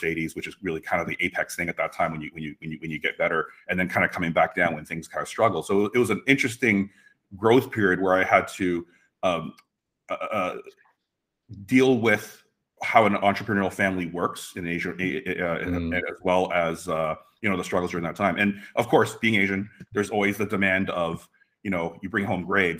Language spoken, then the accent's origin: English; Mississauga, Ontario, Canada; We grew up in Mississauga